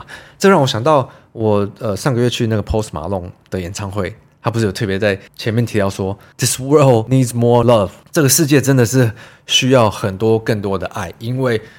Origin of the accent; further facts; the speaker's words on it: Taiwan; 我以身为台湾人，为什么不担心会被中国大陆占领或是攻击？真的是每一两年就要吵一次这种话题。那我就会跟他们讲一下哦，我们台湾人怎么觉得啊？